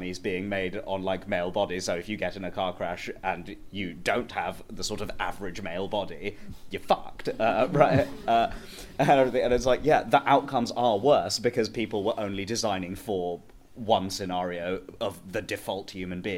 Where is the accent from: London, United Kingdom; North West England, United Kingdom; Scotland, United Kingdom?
London, United Kingdom; because I grew up in Wembley in northwest London